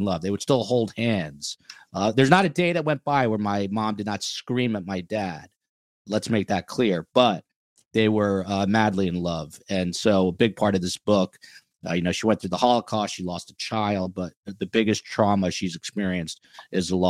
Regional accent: United States; also born or lived in New York; I'm from New Jersey and New York

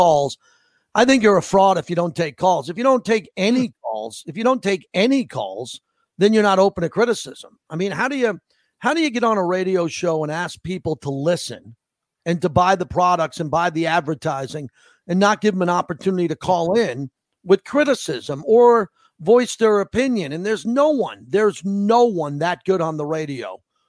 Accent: Massapequa, New York, United States; moved away as an adult; also born or lived in La Jolla, California; I'm from Long Island, New York, Massapequa, Long Island

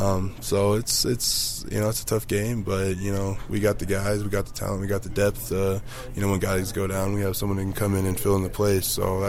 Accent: Cozad, Nebraska, United States; also born or lived in Houston; now in Denver, United States; A small town called Cozad, Nebraska.

